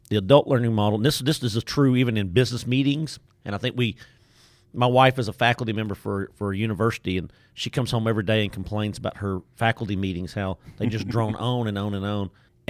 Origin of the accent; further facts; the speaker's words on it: Nacogdoches, Texas, United States; accent: Deep East Texas; I am not from Waco, Texas by my accent. You can tell I'm from Deep East Texas, Nacogdoches, Texas.